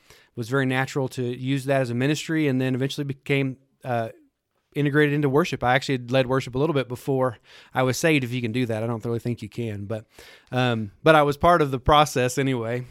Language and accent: English; Lubbock, Texas, United States; I grew up in Lubbock, Texas, just a few, a hundred mile, I guess a hundred miles from here. Um, born and raised there, lived there my whole life.